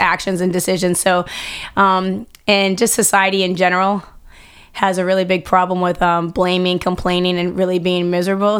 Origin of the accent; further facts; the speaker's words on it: Boston, Massachusetts, United States; growing up in Boston, a mom, wife